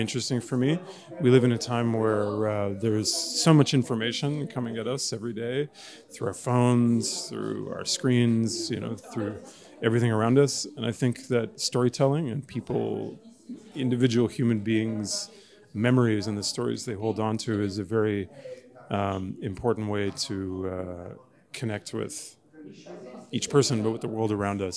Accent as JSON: {"language": "English", "town": "Montreal", "region": "Quebec", "country": "Canada", "said": "I come from Montreal, Canada, but my roots uh, stretch back to Poland through East Africa and Tanzania, where my grandmother grew up as a refugee"}